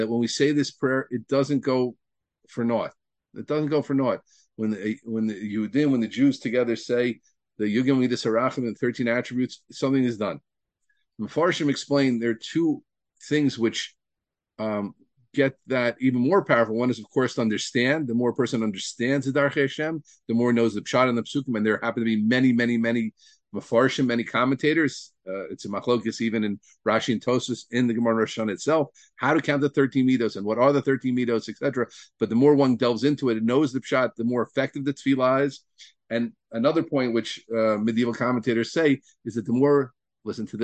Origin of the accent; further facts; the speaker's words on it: Deal, New Jersey, United States; I grew up in Dill, New Jersey